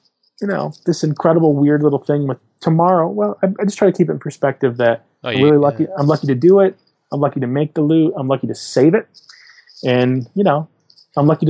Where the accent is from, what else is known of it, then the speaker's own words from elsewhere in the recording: Michigan, United States; now in Portland, United States; I'm from Michigan